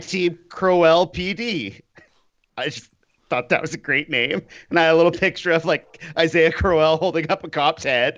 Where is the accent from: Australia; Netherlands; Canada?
Canada; I am Canadian